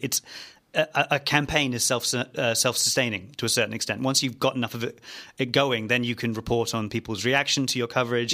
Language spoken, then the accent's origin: English; Perth, Western Australia, Australia; my hometown